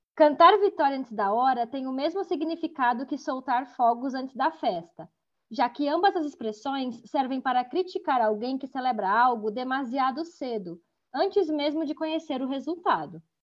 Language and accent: Portuguese; São Paulo, Brazil; Sou do Brasil, do estado de São Paulo, e foi lá que me formei em letras